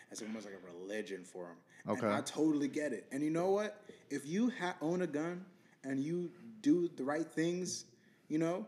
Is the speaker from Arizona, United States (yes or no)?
yes; Chandler, Arizona, United States; growing up in Chandler, Arizona